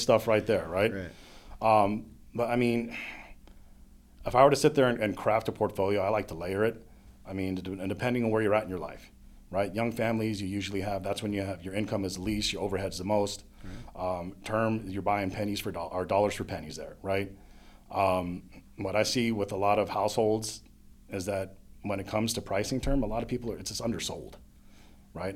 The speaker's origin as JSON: {"language": "English", "town": "Monterey", "region": "California", "country": "United States", "tie": "born or raised there", "also_born_or_lived": "New York", "moved": "yes", "lives_now": "Pittsburgh, United States", "said": "I grew up in Monterey, California, or Monterey mm-hmm. County, California, and then I found my way out here about 14 years ago"}